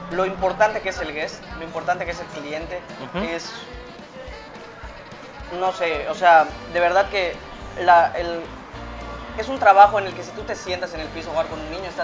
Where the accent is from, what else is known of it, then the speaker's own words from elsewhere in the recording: Mexico; Me pasó eh, con muchos mexicanos, pues porque pues, sabes cómo somos los latinos cálidos, vamos a juntarnos